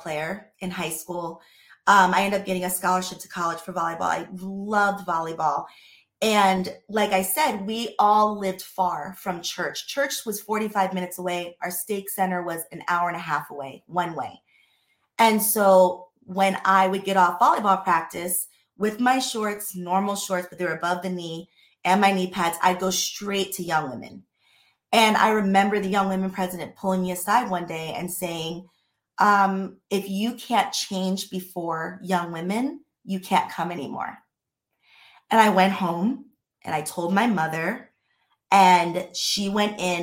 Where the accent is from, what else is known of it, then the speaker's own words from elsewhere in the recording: Pennsylvania, United States; moved away as an adult; also born or lived in East Coast / Utah; from 6th, 7th, 8th, 9th, all the way to senior year, I was in Pennsylvania